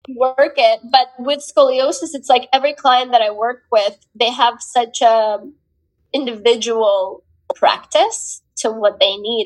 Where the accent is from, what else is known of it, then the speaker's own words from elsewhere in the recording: Ukraine; moved away; when I was growing up in the Ukraine